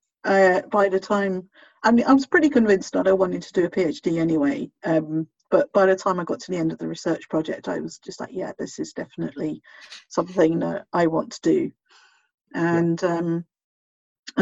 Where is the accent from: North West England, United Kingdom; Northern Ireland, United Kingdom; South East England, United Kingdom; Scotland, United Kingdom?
South East England, United Kingdom; Bracknell; moved away as an adult; also born or lived in Portsmouth / Manchester; I'm from Berkshire, Bracknell